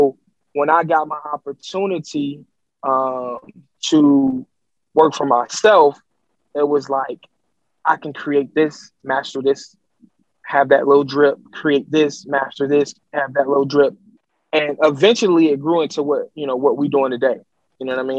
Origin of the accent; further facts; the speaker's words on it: Detroit, Michigan, United States; I'm from Detroit